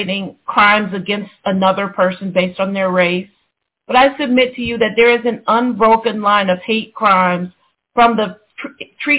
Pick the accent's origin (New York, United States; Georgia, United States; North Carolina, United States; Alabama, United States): Georgia, United States; Atlanta; my hometown of Atlanta, Georgia